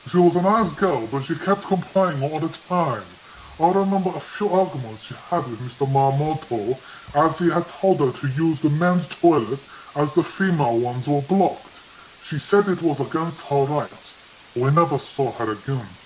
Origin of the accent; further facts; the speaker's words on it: Greece; enough, I am not Italian. I'm actually from Greece.